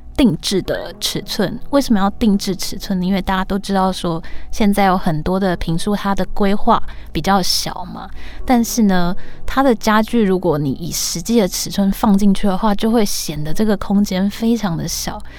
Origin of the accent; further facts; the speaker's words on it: Tainan, Taiwan; moved away as an adult; now in Taipei, Taiwan; 因为我是北漂嘛，我就是台南人，然后到台北工作